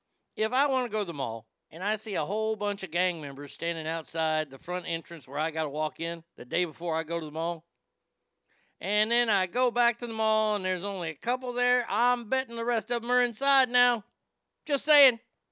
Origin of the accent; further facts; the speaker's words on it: South Carolina, United States; I didn't think they'd attack me. I'm from South Carolina.